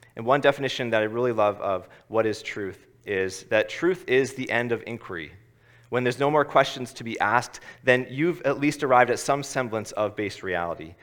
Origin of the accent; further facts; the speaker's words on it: Ottawa, Ontario, Canada; moved away; I'm from Ottawa originally